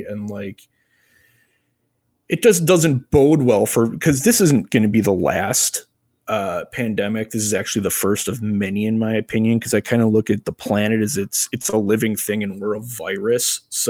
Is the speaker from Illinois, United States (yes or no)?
yes; Crystal Lake, Illinois, United States; I am an IT business analyst, and I am from Crystal Lake, Illinois.